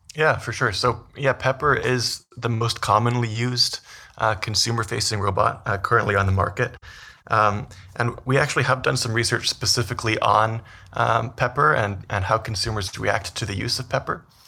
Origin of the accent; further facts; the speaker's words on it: Vancouver, British Columbia, Canada; moved away as an adult; also born or lived in Toronto / New York; now in Edmonton, Canada; so I'm originally from Canada. I grew up in Vancouver